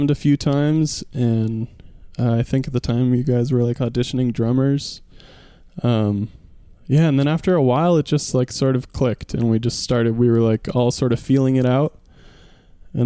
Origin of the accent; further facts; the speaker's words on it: San Francisco, California, United States; now in Colorado, United States; I'm originally from San Francisco, so that's where I grew up